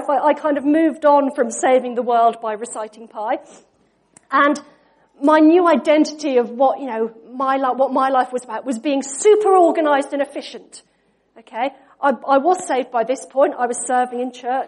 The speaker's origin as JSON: {"language": "English", "area": "Norfolk", "region": "East of England", "country": "United Kingdom", "tie": "born or raised there", "said": "We grew up in Norfolk"}